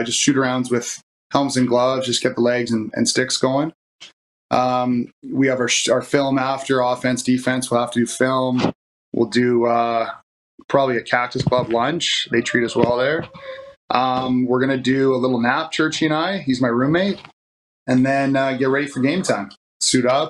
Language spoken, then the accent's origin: English; Coquitlam, British Columbia, Canada; moved away; I actually grew up in Coquitlam